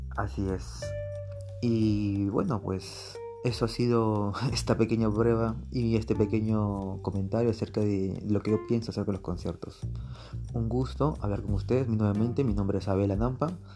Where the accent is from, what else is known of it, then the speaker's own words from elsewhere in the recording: Peru; mi país, aquí en Perú